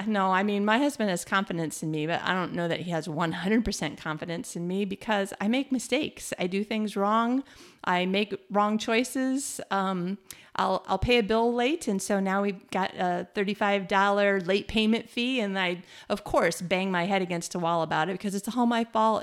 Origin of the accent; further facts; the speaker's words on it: Michigan, United States; moved away as an adult; also born or lived in New Zealand; now in Malmö, Sweden; we're from Michigan. We lived in New Zealand.